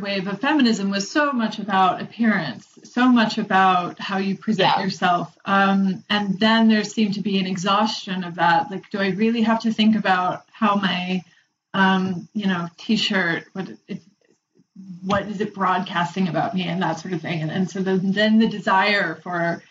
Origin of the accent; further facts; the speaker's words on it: Kansas, United States; I'm from Kansas, it's a red state